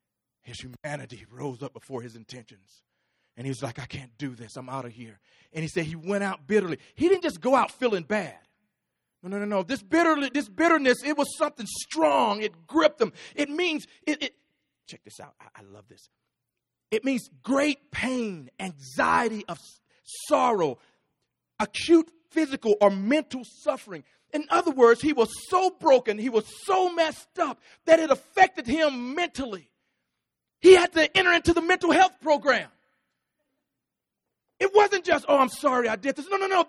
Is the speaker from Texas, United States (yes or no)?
yes; Texas, United States; I'm from Texas